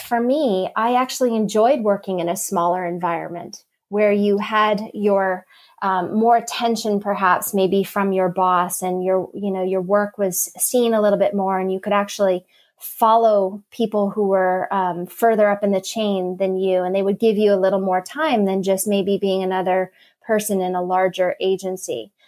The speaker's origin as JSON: {"language": "English", "region": "Southern California", "country": "United States", "tie": "born or raised there", "also_born_or_lived": "Boston", "moved": "as an adult", "said": "I was born and raised in Southern California"}